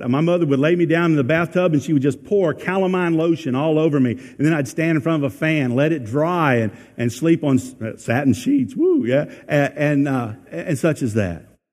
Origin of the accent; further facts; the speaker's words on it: United States; I thank God I'm American